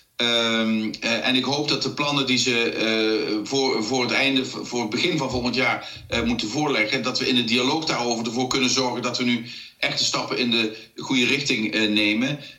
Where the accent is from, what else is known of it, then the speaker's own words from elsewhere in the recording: South Limburg, Netherlands; ik kom uit Zuid-Limburg